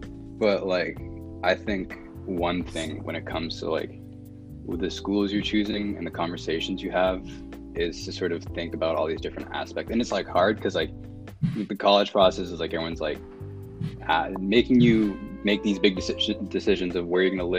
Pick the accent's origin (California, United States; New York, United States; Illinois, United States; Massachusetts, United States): Massachusetts, United States; also born or lived in Bronx / Yonkers / Salem / Boston; now in Newton, United States; I was born in the Bronx, I moved to Yonkers, and I moved to like Salem, Massachusetts, and then I moved to like to all these different areas around Boston, and I lived in Boston for a bit, and now I'm like in Newton